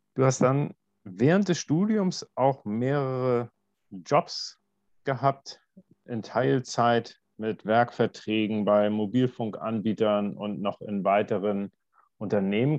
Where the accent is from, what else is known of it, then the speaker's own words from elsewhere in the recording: Germany; bei uns in Deutschland